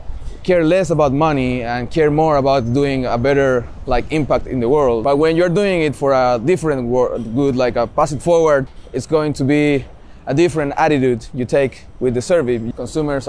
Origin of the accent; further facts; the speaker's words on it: Viña del Mar, Valparaíso, Chile; moved away as an adult; also born or lived in Santiago, Chile; I was born in Santiago, in Chile. But I did most of my early living in Viña del Mar.